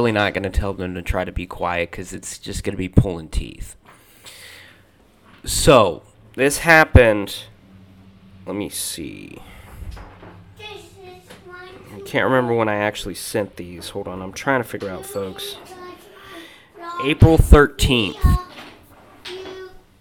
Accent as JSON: {"language": "English", "town": "Springfield", "country": "United States", "tie": "born or raised there", "moved": "yes", "said": "my hometown of Springfield"}